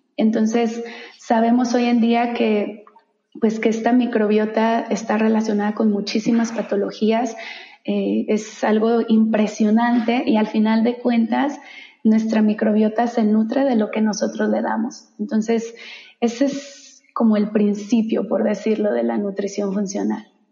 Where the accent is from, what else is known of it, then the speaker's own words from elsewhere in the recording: Guadalajara, Jalisco, Mexico; moved away as an adult; also born or lived in San Francisco; una chica de origen tapatía, soy de Guadalajara